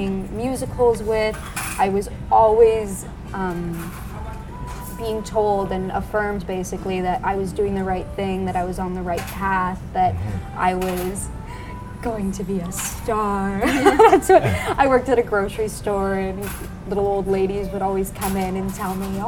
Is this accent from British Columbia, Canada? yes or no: no; southern Alberta, Canada; moved away as an adult; also born or lived in Windsor, Ontario; now in Toronto, Canada; I was born in a really small town in southern Alberta called Clairsome. Nothing like Toronto.